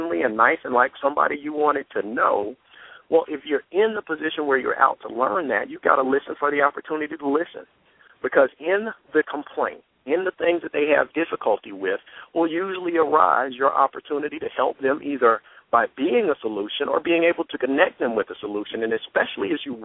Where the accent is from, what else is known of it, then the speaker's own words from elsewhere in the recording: Atlanta, Georgia, United States; We're both here in Metro Atlanta